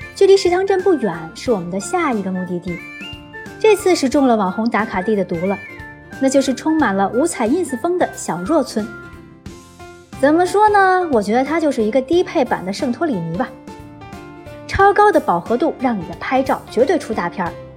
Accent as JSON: {"language": "Chinese", "region": "Beijing", "country": "China", "said": "我这个北京人"}